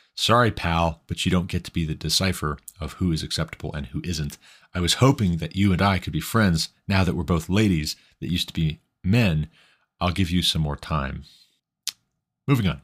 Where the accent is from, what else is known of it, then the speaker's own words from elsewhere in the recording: Montana, United States; my home state of Montana